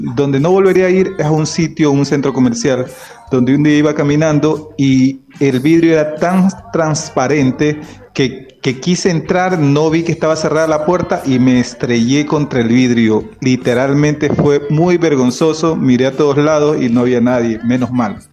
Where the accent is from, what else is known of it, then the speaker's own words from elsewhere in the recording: Ecuador; soy de Ecuador